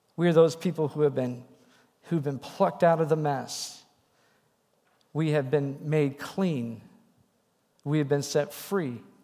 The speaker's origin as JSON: {"language": "English", "region": "Wisconsin", "country": "United States", "tie": "born or raised there", "said": "pastors in my little church where I grew up in Wisconsin"}